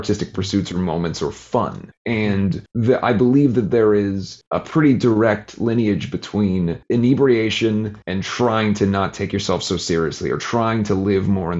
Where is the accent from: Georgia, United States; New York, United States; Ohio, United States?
Ohio, United States; Cincinnati; Growing up in Cincinnati, playing in a band that's dressed in … makeup